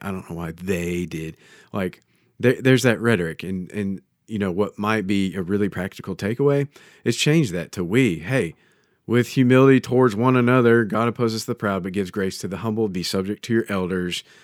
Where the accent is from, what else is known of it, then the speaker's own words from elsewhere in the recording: United States; as an American